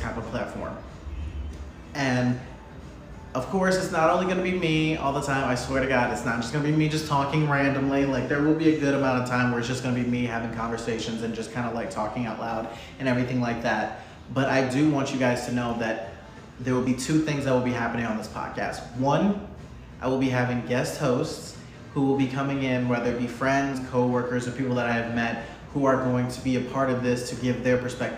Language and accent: English; Michigan, United States; moved away as an adult; also born or lived in Ohio; now in Florida, United States; I'm from Michigan. I moved down here from Ohio. I've been in Florida for about 6 years now